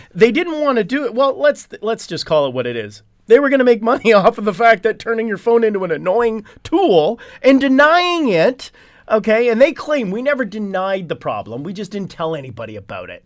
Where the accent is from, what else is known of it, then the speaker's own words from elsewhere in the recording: Hamilton, Ontario, Canada; I am from Hamilton